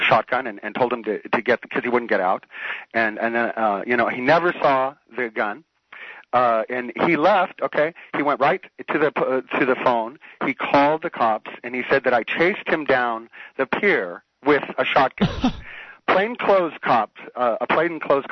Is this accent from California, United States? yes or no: yes; Richmond, California, United States; I'm from Richmond